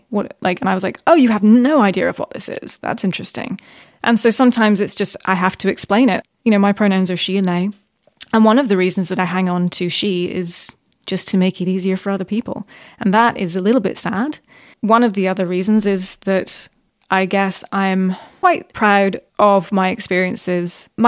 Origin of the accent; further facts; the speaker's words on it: Middle East, Bahrain; also born or lived in Qatar / United Arab Emirates / Saudi Arabia; So I grew up in the Middle East, actually. Yeah.